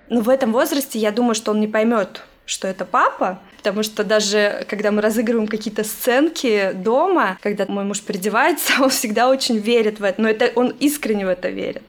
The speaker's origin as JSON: {"language": "Russian", "country": "Russia", "moved": "yes", "lives_now": "United States"}